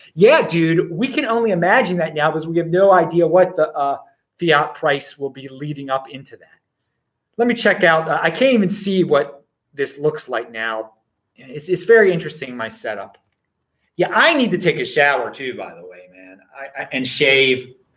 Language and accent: English; Baltimore, Maryland, United States; I'm from Baltimore.